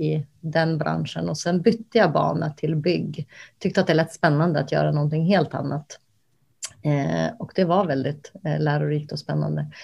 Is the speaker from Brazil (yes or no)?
no; Kosovo; now in Sweden; jag är ursprungligen från Kosovo